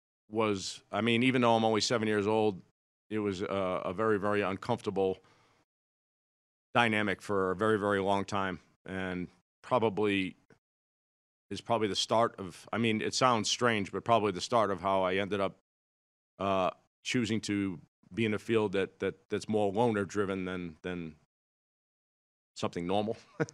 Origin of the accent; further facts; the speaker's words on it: Brighton, Massachusetts, United States; I grew up in Brighton, Mass., which is a suburb of Boston, which is now the high-rent district.